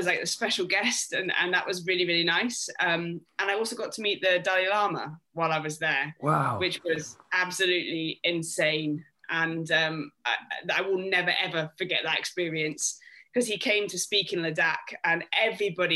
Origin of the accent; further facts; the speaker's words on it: Scotland, United Kingdom; now in London, United Kingdom; being Scottish